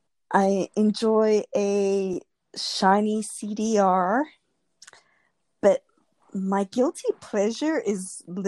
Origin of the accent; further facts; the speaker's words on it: South Africa; I grew up in South Africa